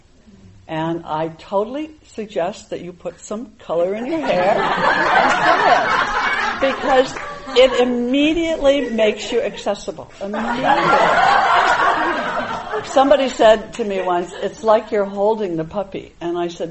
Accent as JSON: {"language": "English", "region": "New England", "country": "United States", "tie": "born or raised there", "said": "a Buddhist meditation teacher, you know, growing up in New England"}